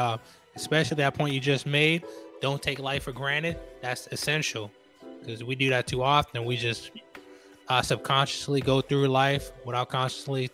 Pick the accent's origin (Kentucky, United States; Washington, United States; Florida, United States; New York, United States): New York, United States; I'm from New York